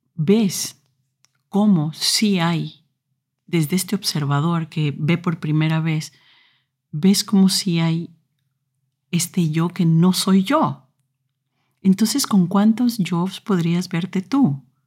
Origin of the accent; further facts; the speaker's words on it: Ecuador; moved away; En Ecuador, donde yo nací, a los eh, más o menos 14 años tienes que escoger eh, en qué parte de la secundaria vas a entrar